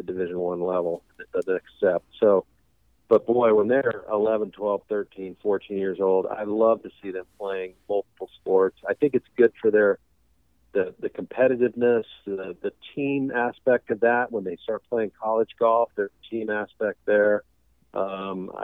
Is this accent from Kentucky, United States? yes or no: no; South Dakota, United States; growing up in South Dakota